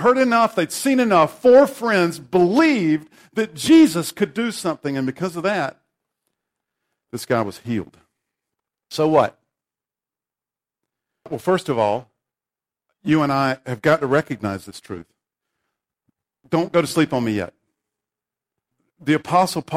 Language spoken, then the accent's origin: English; the Bible Belt, the South, United States; I grew up in the Bible Belt in a Baptist church.